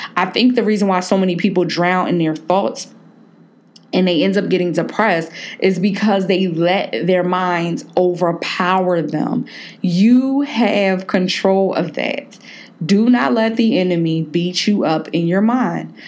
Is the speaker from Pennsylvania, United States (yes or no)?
yes; Philadelphia, Pennsylvania, United States; moved away; My girl Jazz up in Philly, um, you know, from my hometown